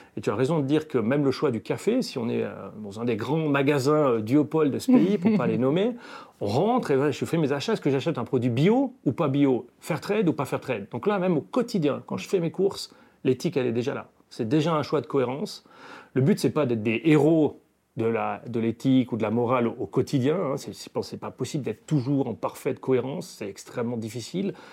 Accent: Valais, Switzerland; now in German-speaking Switzerland, Switzerland; je suis un Valaisan établi en Suisse alémanique depuis de nombreuses années

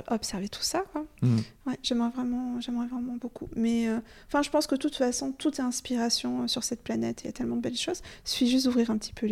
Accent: Occitania, France; dans ma région d'origine, moi j'ai un rêve en fait. Il faut peut-être que je le propose d'ailleurs. Il y a le pic du Midi

